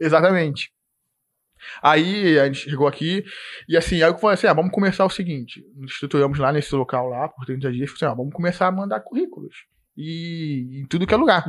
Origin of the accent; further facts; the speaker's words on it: Nova Iguaçu, Rio de Janeiro, Brazil; moved away as an adult; now in Blumenau, Brazil; Eu, pô, sou de Nova Iguaçu